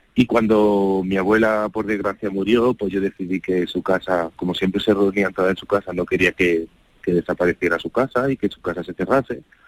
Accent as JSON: {"language": "Spanish", "town": "Ventas del Carrizal", "region": "Andalusia", "country": "Spain", "tie": "born or raised there", "said": "yo soy de Ventas del Carrizal, un pueblo muy, muy, muy pequeño de, de la tierra del sur de Jaén"}